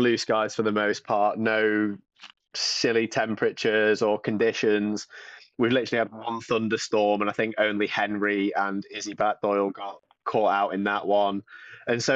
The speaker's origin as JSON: {"language": "English", "area": "the North East", "region": "North East England", "country": "United Kingdom", "tie": "born or raised there", "said": "growing up in the Northeast, it's just football"}